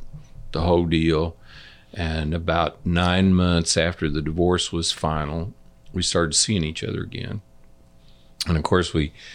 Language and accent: English; Liberty, Missouri, United States; I grew up in Liberty